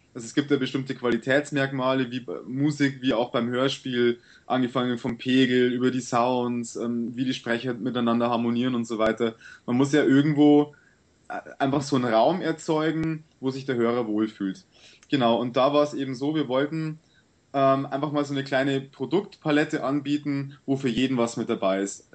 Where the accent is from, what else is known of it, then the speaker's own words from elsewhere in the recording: Sulzbach-Rosenberg, Bavaria, Germany; bei uns in Sulzbach